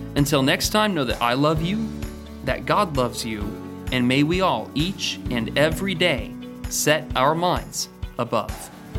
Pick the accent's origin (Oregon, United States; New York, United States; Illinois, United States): Oregon, United States; now in Danville, United States; In Oregon, we didn't even return to school until after Labor Day